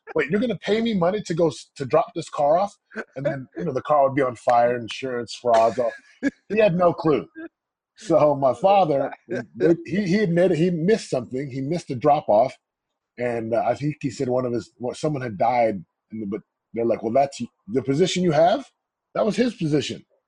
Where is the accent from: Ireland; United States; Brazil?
United States; Missouri; Missouri. My folks are from the islands of Samoa